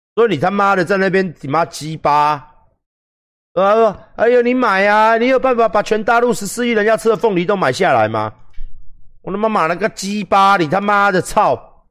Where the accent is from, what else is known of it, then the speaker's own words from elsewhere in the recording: Taiwan; 我们台湾人